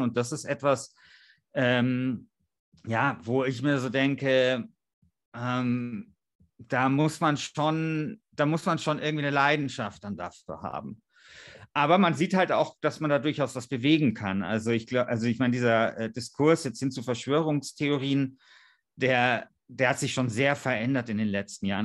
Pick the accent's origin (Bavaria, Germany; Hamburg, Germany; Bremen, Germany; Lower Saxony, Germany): Bavaria, Germany; in Georgensgmünd bei uns in Bayern